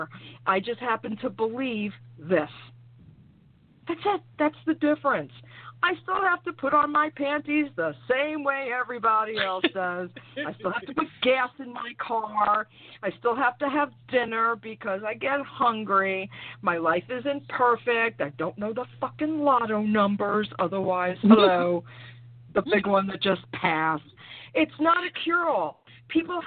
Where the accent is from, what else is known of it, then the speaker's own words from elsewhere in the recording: New York, United States; now in North Carolina, United States; I was raised in New York, but I live in North Carolina now